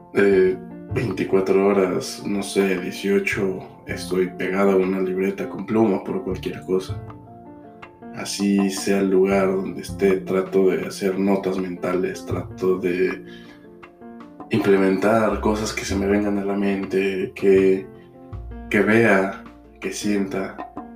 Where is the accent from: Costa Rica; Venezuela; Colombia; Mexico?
Mexico; moved away as an adult; also born or lived in Mexico City; now in United States